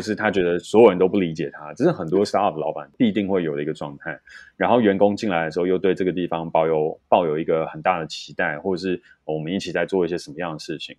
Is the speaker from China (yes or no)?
no; Taiwan; 我们台湾人太不把压力当一回事